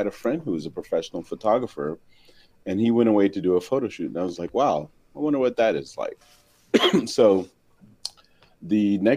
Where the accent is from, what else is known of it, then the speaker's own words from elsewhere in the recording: Washington, District of Columbia, United States; moved away; I'm originally from Washington, D.C.